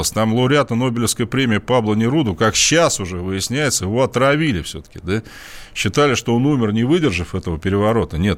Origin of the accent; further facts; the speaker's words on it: Russia; Я говорю, «А потому что я из России.